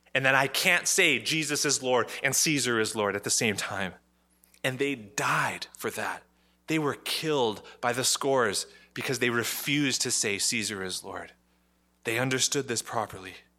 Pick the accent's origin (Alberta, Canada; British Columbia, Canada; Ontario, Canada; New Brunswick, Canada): Ontario, Canada; Ottawa; I'm Canadian. I was born in Ottawa.